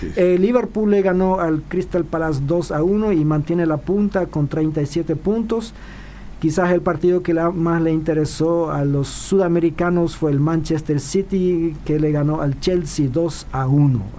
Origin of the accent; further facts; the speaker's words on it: Filadelfia, Boquerón, Paraguay; moved away; en mi comunidad, de donde yo vengo, ahí del interior, del mm. interior profundo en Filadelfia